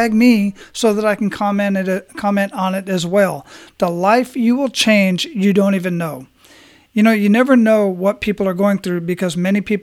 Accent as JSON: {"language": "English", "town": "Phoenix", "region": "Arizona", "country": "United States", "tie": "born or raised there", "moved": "as an adult", "said": "I was born and raised in Phoenix and left there when I was 20 to join the military"}